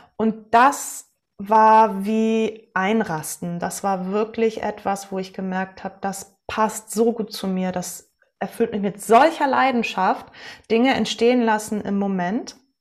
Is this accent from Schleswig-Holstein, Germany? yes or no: yes; Westerland, Schleswig-Holstein, Germany; moved away as an adult; also born or lived in Bamberg / Kiel; ich bin in Westerland auf Sylt zur Welt gekommen und zur Schule gegangen, habe da mein Abitur gemacht